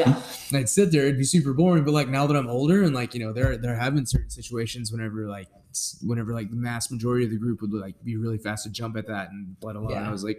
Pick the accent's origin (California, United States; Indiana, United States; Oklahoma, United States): Oklahoma, United States; Elgin; I grew up in Elgin